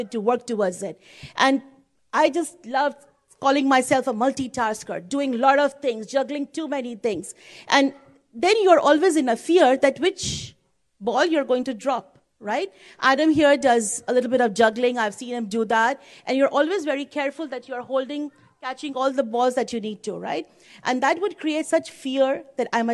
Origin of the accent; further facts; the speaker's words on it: India; moved away; I'm from India. And the time when I was in India, my family and the society at that time, the cultural background was such that parents expected their children to do well.